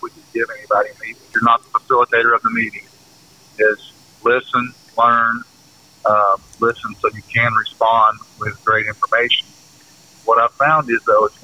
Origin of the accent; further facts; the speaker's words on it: the South, United States; we're from the South